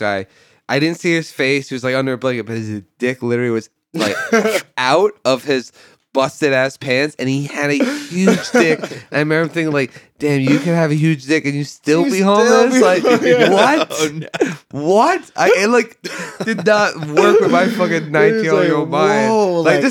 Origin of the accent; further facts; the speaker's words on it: New Jersey, United States; I'm from New Jersey.